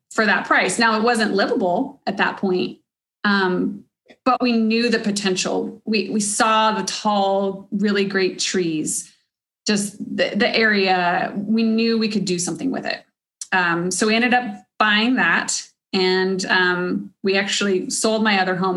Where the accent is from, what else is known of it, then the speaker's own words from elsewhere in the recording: Cedar Park, Texas, United States; I grew up in Cedar Park from like fifth grade on